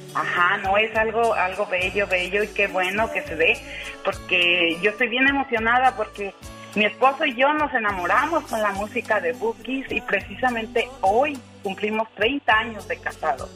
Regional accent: Michoacán, Mexico; soy de Michoacán

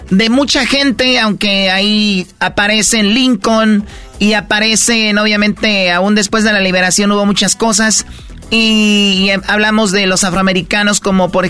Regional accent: Mexico

